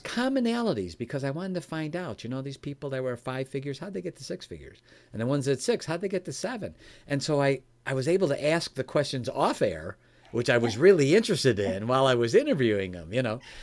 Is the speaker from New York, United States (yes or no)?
no; Chicago, Illinois, United States; now in Michigan, United States; I was raised in Chicago, Illinois. I live in Michigan now